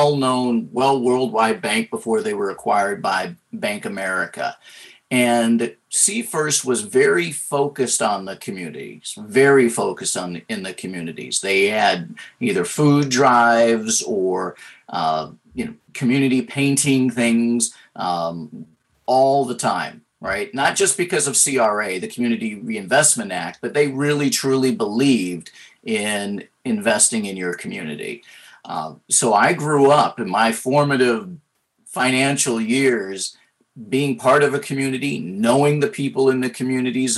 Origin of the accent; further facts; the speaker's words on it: Seattle, Washington, United States; I grew up in Seattle, in central Seattle, close to Capitol Hill